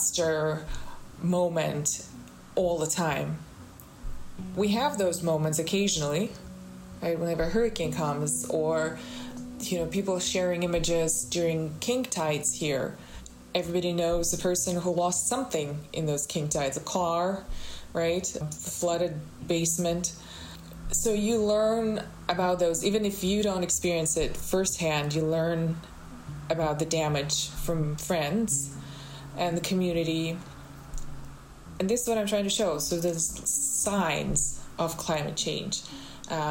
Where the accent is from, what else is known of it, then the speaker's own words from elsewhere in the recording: Moscow, Russia; now in Miami, United States; I grew up in Russia. I grew up in Moscow.